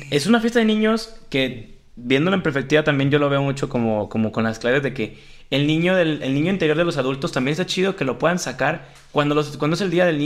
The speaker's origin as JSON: {"language": "Spanish", "region": "Jalisco", "country": "Mexico"}